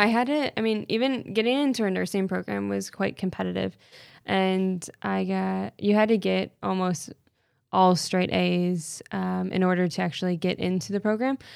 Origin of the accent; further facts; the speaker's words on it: Canton, Michigan, United States; I'm from Canton, Michigan